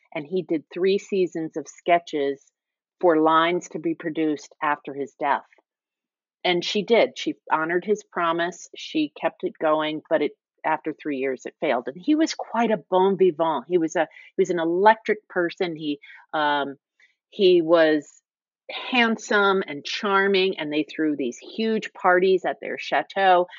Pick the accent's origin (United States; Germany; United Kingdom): United States; Virginia Beach, Virginia; moved away as an adult; also born or lived in New York; I'm a native Virginian, and I grew up in Virginia Beach